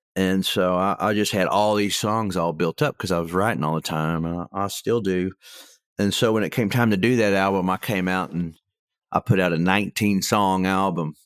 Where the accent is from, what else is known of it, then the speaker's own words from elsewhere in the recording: Tecumseh, Oklahoma, United States; also born or lived in Stillwater, Oklahoma; where I grew up in Tecumseh, you could hear the highway from our house